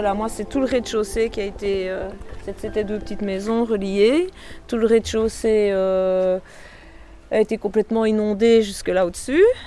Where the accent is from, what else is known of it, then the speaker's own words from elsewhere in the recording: Fraipont, Wallonia, Belgium; also born or lived in Tilff; je suis né à Tilf, mais j'habite Frépont depuis que j'ai l'âge de 6 ans.